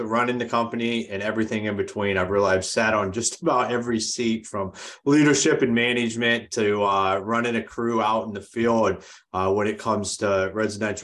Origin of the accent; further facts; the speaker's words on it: Akron, Ohio, United States; moved away as an adult; now in Grand Rapids, United States; I'm originally from Akron, Ohio. I left there when I was about 22, 23